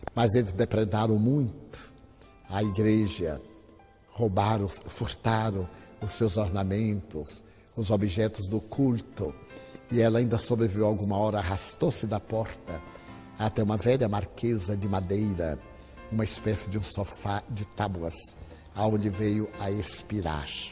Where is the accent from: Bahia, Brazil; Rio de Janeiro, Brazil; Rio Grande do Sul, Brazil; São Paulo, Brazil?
Bahia, Brazil; Feira de Santana; eu sou baiano de Feira de Santana